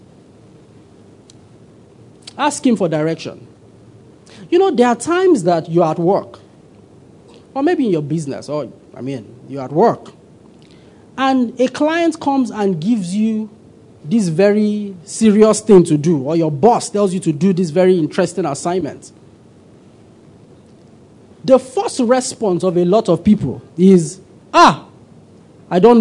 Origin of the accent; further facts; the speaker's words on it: Kaduna, Kaduna State, Nigeria; Many years ago, I grew up in Kaduna